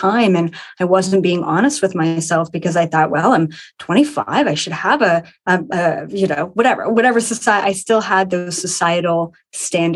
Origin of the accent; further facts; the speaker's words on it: Ontario, Canada; a 10-acre property in Ontario, Canada, where I am from